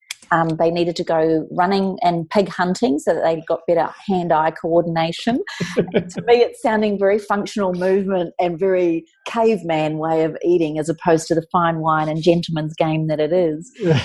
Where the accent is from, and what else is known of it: New Zealand